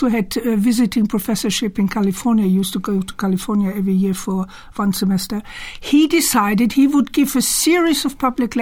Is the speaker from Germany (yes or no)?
yes; Germany; also born or lived in Cologne; now in United Kingdom; I was born in Cologne, but I was born just before the beginning of the Second World War, and then mm-hmm. we were evacuated, and then I grew up in a very rural area in the mountains